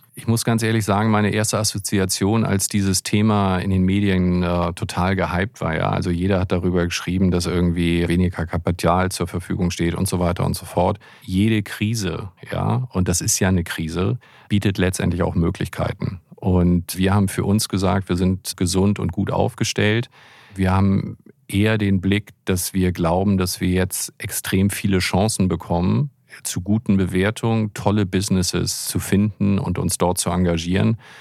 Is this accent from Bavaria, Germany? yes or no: no; Hamburg, Germany; ich bin ja Hamburger